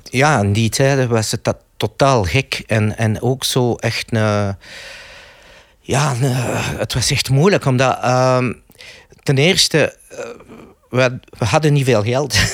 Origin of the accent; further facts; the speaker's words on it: Belgium; ik ben Belg.